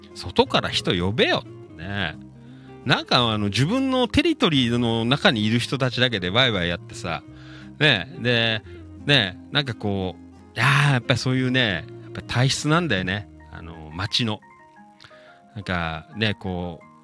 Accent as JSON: {"language": "Japanese", "town": "Noda", "region": "Chiba", "country": "Japan", "tie": "born or raised there", "said": "生まれ育った街"}